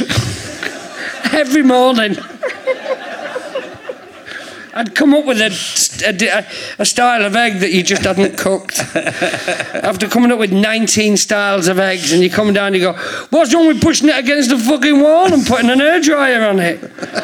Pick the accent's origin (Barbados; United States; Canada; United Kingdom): United Kingdom; St Helens, North West England; moved away as an adult; also born or lived in London; I'm from St. Helens.